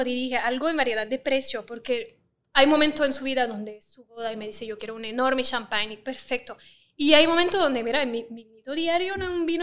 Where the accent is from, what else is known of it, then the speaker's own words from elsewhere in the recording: France; now in Puerto Rico; yo soy francesa